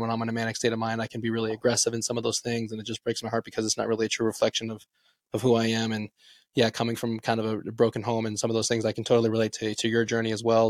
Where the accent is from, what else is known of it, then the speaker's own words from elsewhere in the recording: Las Vegas, Nevada, United States; moved away as an adult; now in Reno, United States; I'm originally from Las Vegas, but I came up here to go to the University of Nevada, Reno